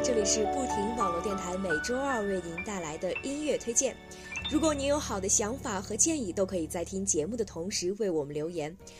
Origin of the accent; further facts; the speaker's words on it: Lanzhou, Gansu, China; now in Beijing, China; 我的家乡兰州